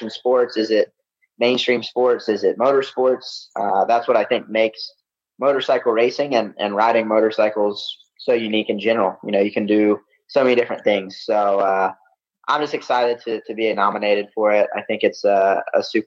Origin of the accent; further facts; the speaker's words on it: the South, United States; Growing up in the South, that's what I grew up on